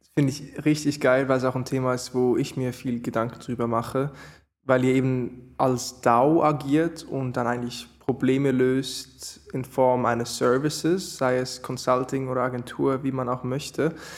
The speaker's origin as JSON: {"language": "German", "country": "Switzerland", "said": "bei mir als Schweizer"}